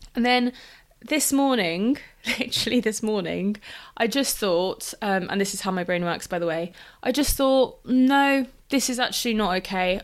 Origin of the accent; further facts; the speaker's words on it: London, United Kingdom; also born or lived in Exeter / Lisbon; I grew up in London